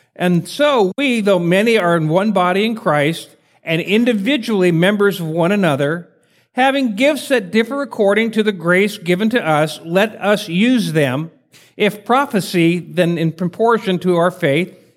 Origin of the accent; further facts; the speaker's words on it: Spokane, Washington, United States; moved away as an adult; also born or lived in Portland, Oregon / Fort Hood, Texas; I'm from Spokane, Washington. Some people know where that is. It's way, you go to California, take a right head north, and you'll get there eventually. Uh, I was born and raised there